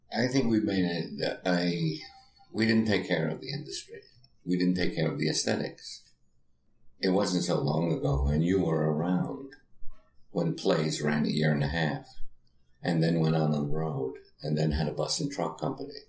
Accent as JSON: {"language": "English", "town": "New York City", "region": "New York", "country": "United States", "tie": "born or raised there", "said": "I grew up in the Bronx"}